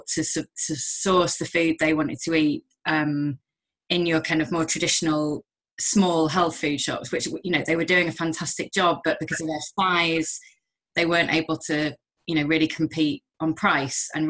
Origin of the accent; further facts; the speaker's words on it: Manchester, North West England, United Kingdom; I'm from Manchester originally, and I moved back